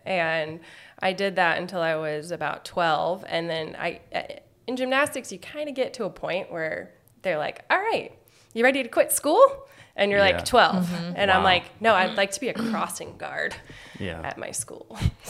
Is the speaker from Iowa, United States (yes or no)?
yes; Des Moines, Iowa, United States; moved away as an adult; also born or lived in California; now in Bellingham, United States; I am from the Midwest. I grew up in Des Moines, Iowa.